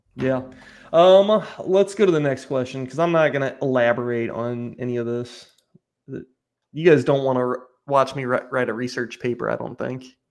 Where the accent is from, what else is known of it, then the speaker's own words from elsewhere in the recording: United States; I'm American